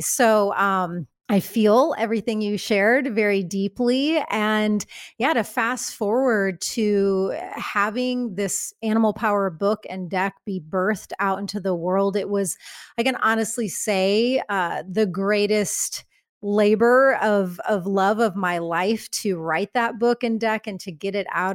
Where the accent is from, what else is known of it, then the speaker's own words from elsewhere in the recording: Midwest, United States; I come from the Midwest.